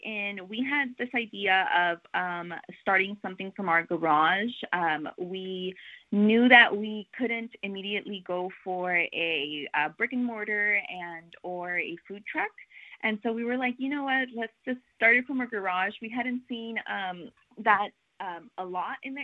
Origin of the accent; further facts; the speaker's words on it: Richmond, California, United States; I'm from Richmond, and there wasn't really a place where we could go